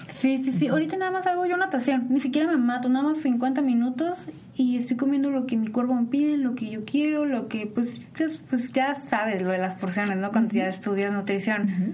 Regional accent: Mexico; somos mexicanos

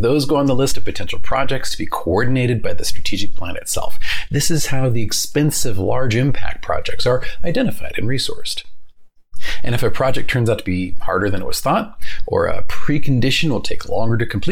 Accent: New Orleans, Louisiana, United States; I grew up in New Orleans

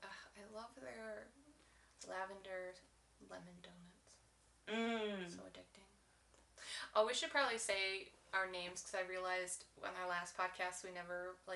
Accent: Michigan, United States; I'm also from Michigan.

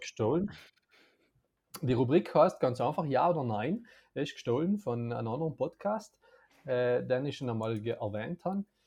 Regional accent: South Tyrol, Trentino-Alto Adige, Italy; als Südtiroler

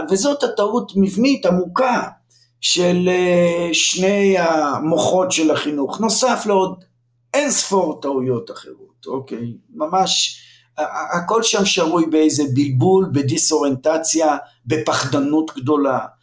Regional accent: Lohamei HaGeta'ot, Northern District, Israel; moved away; also born or lived in Jerusalem; אני נולדתי לפני הרבה שנים, באמצע המאה הקודמת, בקיבוץ לוחמי הגטאות

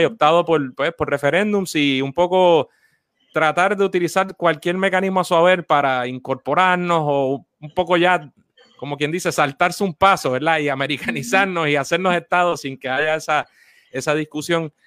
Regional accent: San Juan, Puerto Rico; Me crié en Coupey, ahí en esa, digamos, esa frontera entre San Juan, Guaynao y bien cerquita de Cagua

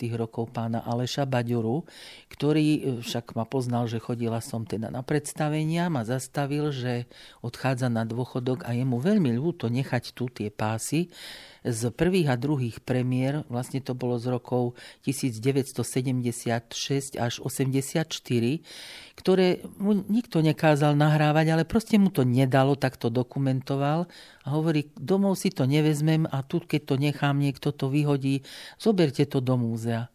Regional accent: Lučenec, Banská Bystrica Region, Slovakia; moved away as an adult; now in Banská Bystrica, Slovakia; do Banskej Bystrice som prišla z Lučenca, kde som teda vyrastala, v roku 1969 na pedagogickú fakultu

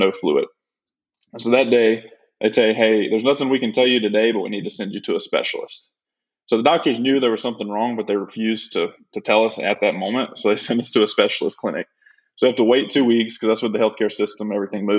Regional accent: Nanafalia, Alabama, United States; moved away as an adult; now in Tampa, United States; I was born and raised in Alabama in a small town called Nanafly, Alabama.

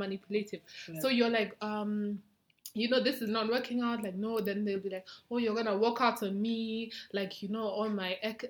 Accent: Nyeri, Nyeri County, Kenya; I'm from Nyeri.

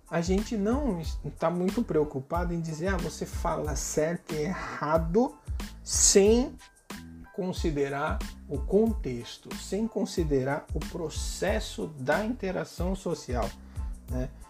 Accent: São Paulo, Brazil; eu moro aqui no Nordeste, sou de São Paulo, né? Mas moro no Nordeste

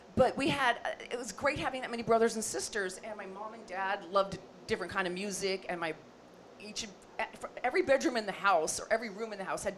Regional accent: Los Angeles, California, United States; I am actually a Valley girl. So I was born and raised in the San Fernando Valley here in the greater Los Angeles area. Born in Northridge Hospital.

